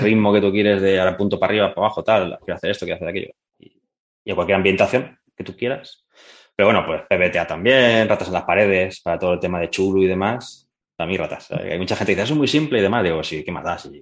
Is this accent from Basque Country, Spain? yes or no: no; Alboraya, Valencian Community, Spain; de mi pueblo, soy de Alboraya, un pueblo cerca de, de, Valencia